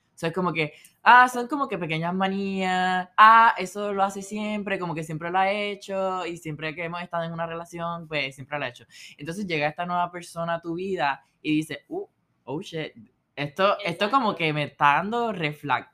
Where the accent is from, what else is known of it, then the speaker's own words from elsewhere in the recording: Puerto Rico; moved away as an adult; now in Philadelphia, United States; actualmente estoy de COP con Johnson Johnson en Filadelfia, bien fuera de Puerto Rico, extrañando a, a la islita y a mis familiares